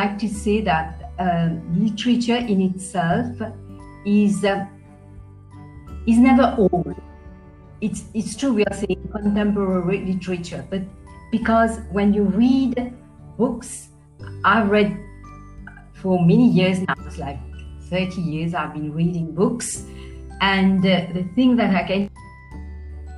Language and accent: English; Mauritius; I come from Mauritius. I live in Mauritius. I was born in Mauritius.